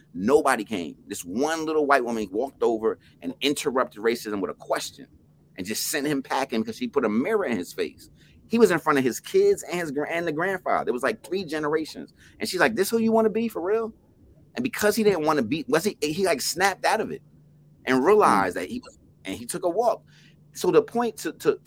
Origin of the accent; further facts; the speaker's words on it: Plainfield, New Jersey, United States; I'm from Plainfield, New Jersey.